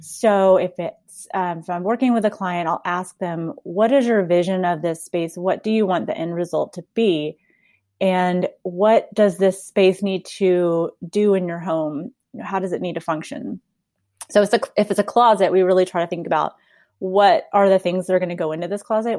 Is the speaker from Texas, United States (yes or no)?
yes; Texas, United States; also born or lived in South Carolina; I grew up here in Texas